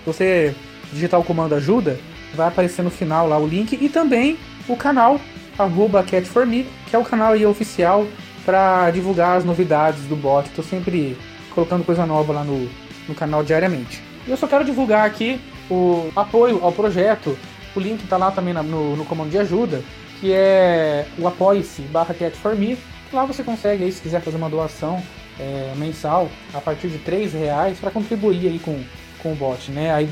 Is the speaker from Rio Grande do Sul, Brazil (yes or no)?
no; Londrina, Paraná, Brazil; eu sou de Londrina, Paraná.